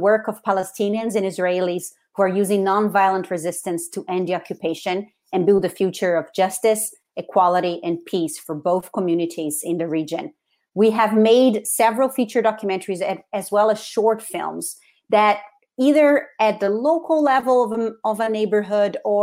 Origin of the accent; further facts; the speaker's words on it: Rio de Janeiro, Brazil; English is a second language; moved away as an adult; now in United States; I was born and raised in Rio de Janeiro in Brazil, and I came to the United States originally to study English for 1 year